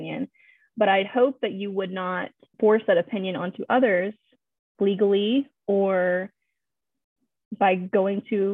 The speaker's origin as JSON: {"language": "English", "region": "Louisiana", "country": "United States", "said": "I am from Louisiana"}